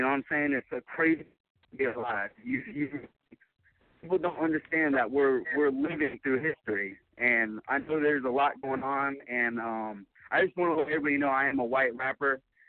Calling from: Jacksonville, Florida, United States; I'm actually calling from Jacksonville, Florida.

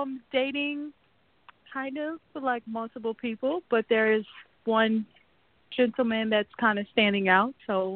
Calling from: New York City, New York, United States; New York City.

